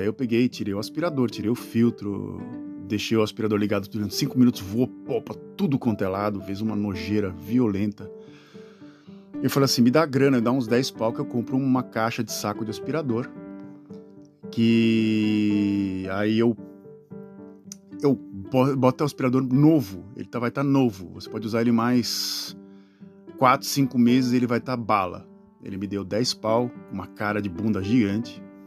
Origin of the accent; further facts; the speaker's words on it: Brazil; moved away as an adult; E eu sempre remoto ao Brasil, as minhas origens, que foi lá onde eu nasci